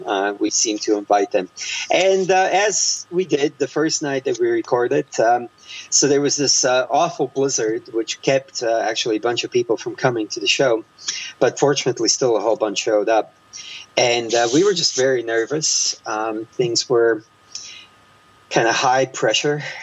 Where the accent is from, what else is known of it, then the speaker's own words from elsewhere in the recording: Croatia; now in United States; while growing up in Croatia